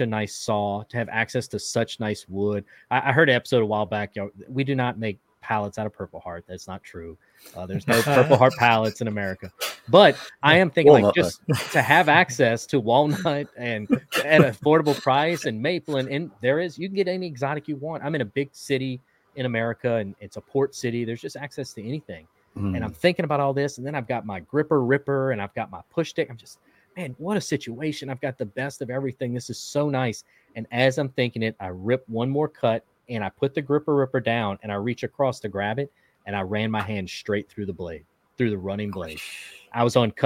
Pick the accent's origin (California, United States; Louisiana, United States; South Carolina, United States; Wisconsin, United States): Louisiana, United States; now in Texas, United States; I'm in Texas now, but I grew up in Louisiana